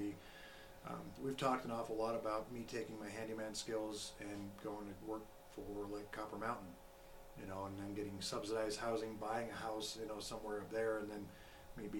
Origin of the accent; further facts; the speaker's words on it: Colorado, United States; moved away; my home state is Colorado. I was born and raised there